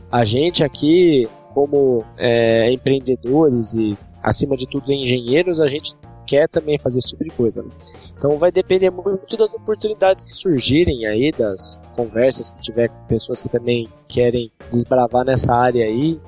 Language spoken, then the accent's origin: Portuguese; Campinas, São Paulo, Brazil; nós somos da cidade de Campinas